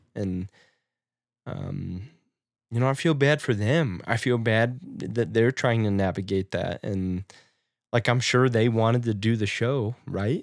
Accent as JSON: {"language": "English", "region": "Nebraska", "country": "United States", "tie": "born or raised there", "moved": "yes", "said": "in my hometown"}